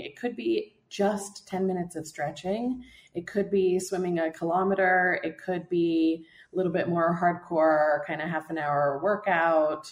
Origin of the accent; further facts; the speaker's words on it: United States; moved away as an adult; also born or lived in Warsaw, Poland; I moved to Poland when I was 18. I'm American born, but I'm half Polish